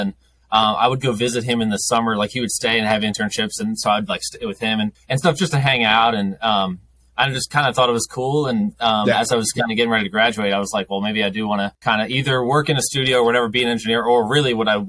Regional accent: outside of Philadelphia, Pennsylvania, United States; moved away as an adult; also born or lived in Maryland; now in Nashville, United States; You said I live in Nashville now, which I've lived here the last like almost 9 years. Originally from outside of Philadelphia.

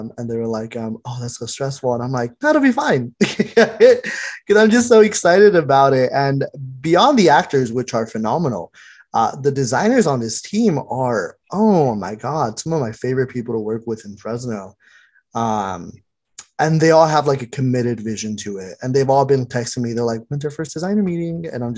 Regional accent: Mexico; now in United States; because I was born and raised in Mexico, like partially raised in Mexico.

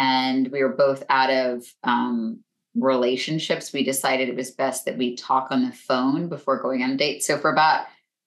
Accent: west coast of Florida, United States; moved away; I grew up in Florida, on the west coast of Florida

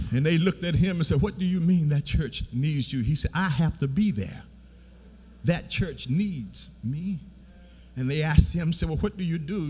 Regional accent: Beatrice, Alabama, United States; I'm from Beatrice, Alabama

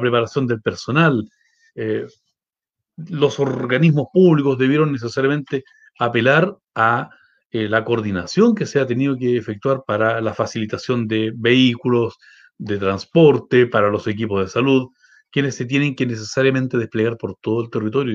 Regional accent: Valdivia, Los Ríos, Chile; moved away as an adult; now in Aysén Region, Chile; yo soy oriundo de Valdivia en estricto rigor, Llegué el año 99 a hacer mi práctica profesional

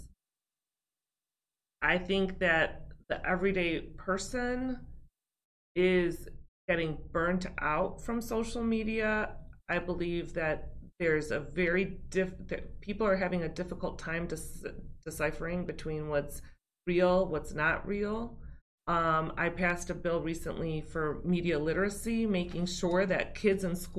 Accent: West Chicago, Illinois, United States; Born and raised in West Chicago. Still live right there in West Chicago

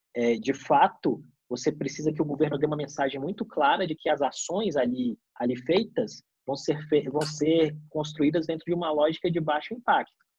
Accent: Brazil; Eu como brasileiro

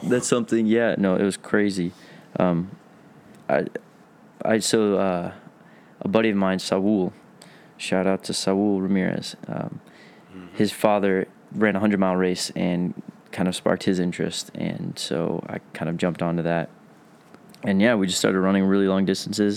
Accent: Tampa, Florida, United States; accent: southern drawl; moved away as an adult; now in Minnesota, United States; I'm from Tampa, Florida.

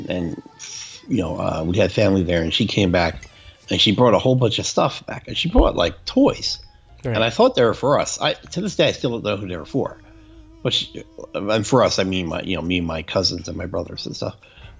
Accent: New York metro area, United States; you and I grew up in the New York metro area

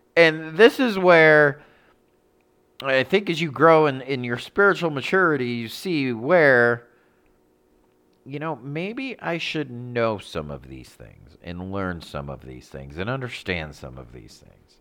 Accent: United States; I'm American.

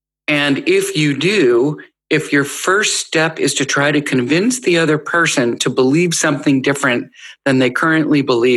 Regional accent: United States; as an American and a privileged American and a white American

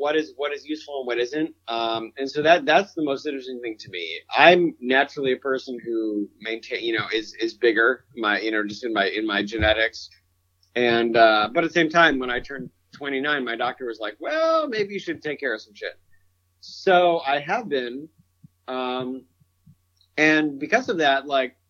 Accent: Central New York, United States; I'm from Central New York

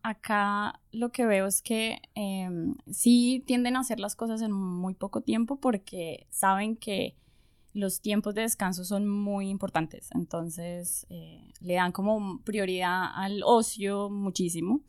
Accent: Popayán, Cauca, Colombia; moved away as an adult; also born or lived in Bogotá, Colombia; now in Germany; Pues yo nací en Bogotá. Ok. Y viví mucho tiempo en Bogotá, pero soy de una ciudad que se llama Popayán. En el suroccidente colombiano.

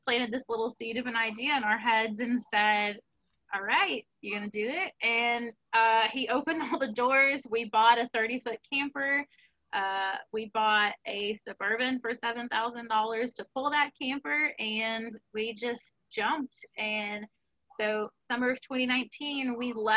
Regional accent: New Orleans, Louisiana, United States; moved away; we are from New Orleans

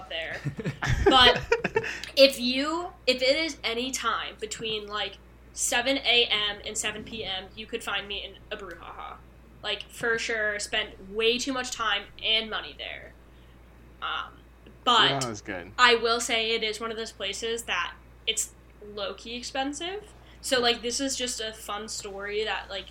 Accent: Connecticut, United States; I'm from Connecticut

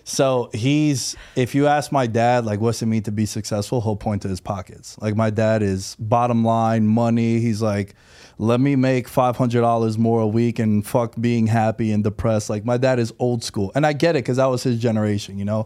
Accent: New York City, New York, United States; moved away as an adult; now in Las Vegas, United States; born and raised New Yorker. I'm from Queens. Uh, I just moved out to Vegas in September

